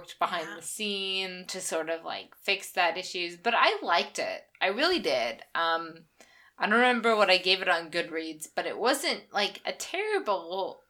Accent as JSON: {"language": "English", "town": "Lafayette", "region": "Indiana", "country": "United States", "tie": "born or raised there", "said": "my hometown is so behind my small podcast."}